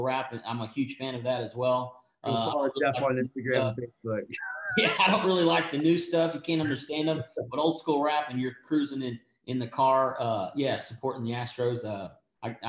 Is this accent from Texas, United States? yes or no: yes; East Texas, United States; I'm from East Texas, so I'm all country